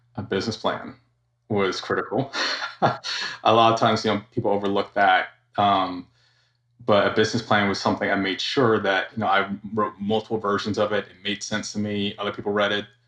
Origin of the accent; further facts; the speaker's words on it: Georgia, United States; also born or lived in Florida / California; Born and raised in Georgia.